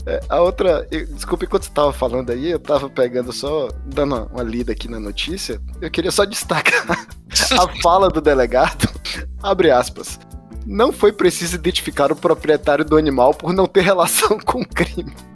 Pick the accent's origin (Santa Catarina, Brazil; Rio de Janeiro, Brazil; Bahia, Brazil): Bahia, Brazil; Salvador; now in Brasília, Brazil; Eu sou de Salvador, tô morando aqui em Brasília.